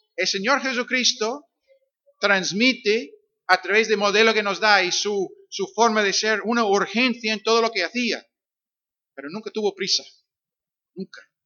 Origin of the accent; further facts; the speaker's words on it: Northern Ireland, United Kingdom; Spanish is a second language; now in Algeciras, Spain; soy de Irlanda del Norte, como dijo Rubén, eh, aunque mis raíces son, son escoceses, porque mi padre es escocés, mi madre es inglesa